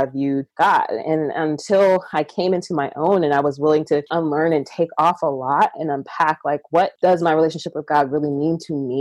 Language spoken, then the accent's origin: English; Georgia, United States; I was born here in Georgia, and I am the child of two Nigerian immigrants